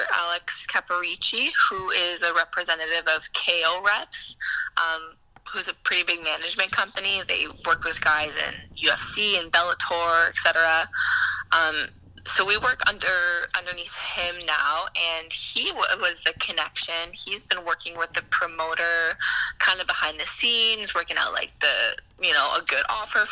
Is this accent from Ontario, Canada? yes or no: yes; Ottawa, Ontario, Canada; I'm from Ottawa, and I have family from Montreal and that whole surrounding area.